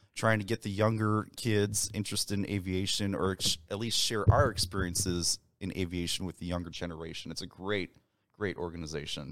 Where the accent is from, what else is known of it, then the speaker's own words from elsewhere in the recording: Winfield, Illinois, United States; now in Aurora, United States; So I was born and raised in Winfield, Illinois, uh, before we moved out to Aurora